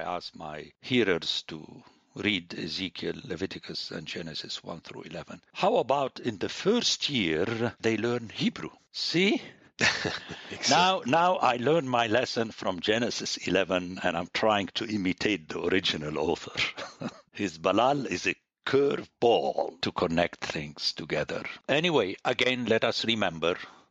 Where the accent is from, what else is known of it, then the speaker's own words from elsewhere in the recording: Palestine; moved away; I was born in Palestine